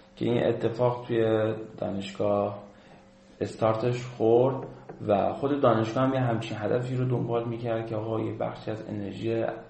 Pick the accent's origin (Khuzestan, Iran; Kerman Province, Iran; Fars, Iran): Khuzestan, Iran; moved away as an adult; ما خوزستانی